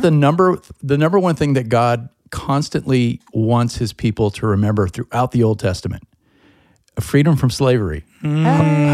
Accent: United States; as an Irish American, European American, I'm proud of my country

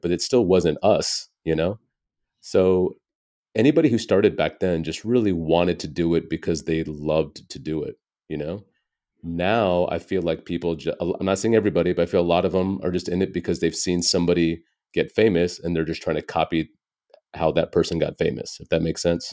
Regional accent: United States; born and raised in America

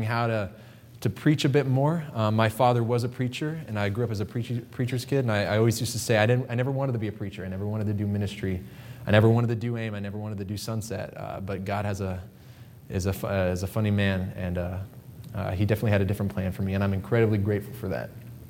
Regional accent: Pittsburg, Kansas, United States; also born or lived in Quito, Ecuador; I am from Quito, Ecuador. I was born on the mission field, and I grew up in a little town called Pittsburgh, Kansas

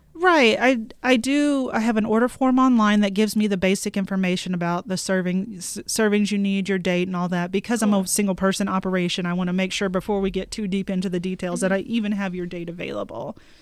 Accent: Houston, Texas, United States; now in Billings, United States; I'm from Houston

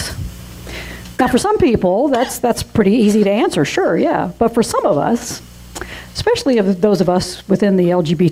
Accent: Georgia, United States; moved away; also born or lived in North Carolina; I was born in North Carolina, like James Taylor, but I consider the Georgia town where I spent most of my youth and my young adult life as my hometown

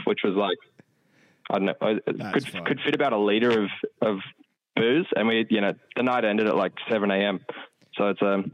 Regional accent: Australia

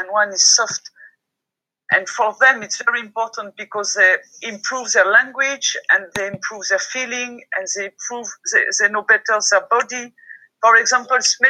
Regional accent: France; English is a second language; I'm French

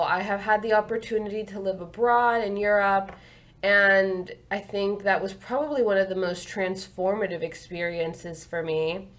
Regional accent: South Florida, United States; I grew up in South Florida my whole life. I am 24 years old.

